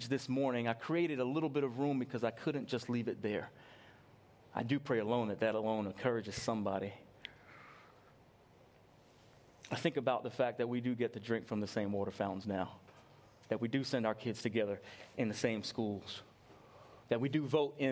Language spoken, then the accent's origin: English; New York, United States; I grew up in New York